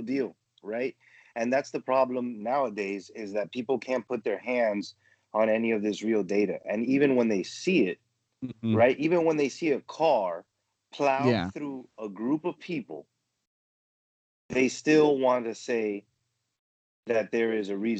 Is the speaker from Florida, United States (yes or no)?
yes; Miami, Florida, United States; Growing up in Miami, you know, I experienced a lot being, you know, Venezuelan